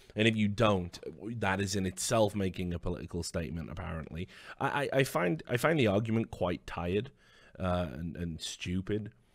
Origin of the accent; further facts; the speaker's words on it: United Kingdom; as a Brit